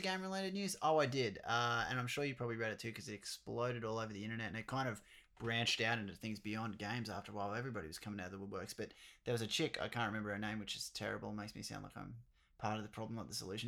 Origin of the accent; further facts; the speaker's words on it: Australia; we're Australian as well